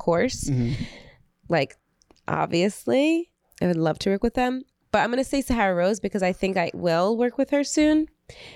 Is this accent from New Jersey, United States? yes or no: yes; Belleville, New Jersey, United States; I grew up in Belleville